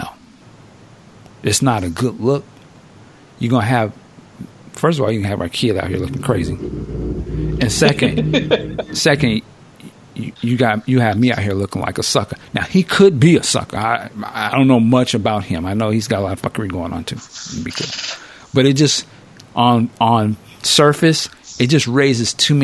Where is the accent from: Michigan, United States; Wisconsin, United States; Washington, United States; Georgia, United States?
Washington, United States; Seattle; Seattle Seahawks, which is my hometown